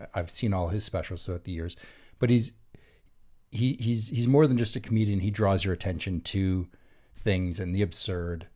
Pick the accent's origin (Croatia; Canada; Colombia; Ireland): Canada; I'm Canadian.